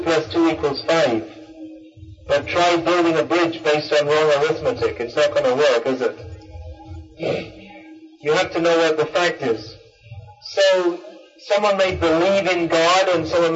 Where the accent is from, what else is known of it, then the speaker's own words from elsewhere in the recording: United Kingdom; I was born in Britain